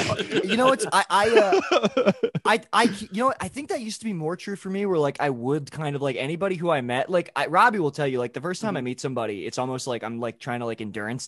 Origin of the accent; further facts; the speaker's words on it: Baltimore, Maryland, United States; moved away; I'm from Baltimore originally.